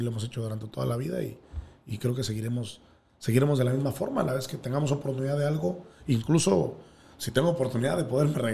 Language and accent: Spanish; Guerrero, Mexico; now in Mexico City, Mexico; me he adaptado también muy bien. Y pues la ciudad no fue la excepción. Y ya después de 15 años, pues ya soy chilango, creo.